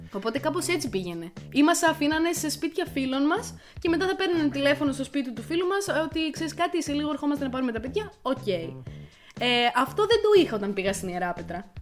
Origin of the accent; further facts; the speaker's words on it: Crete, Greece; also born or lived in Ierapetra; μεγάλωσα σε ένα χωριό τη Κρήτη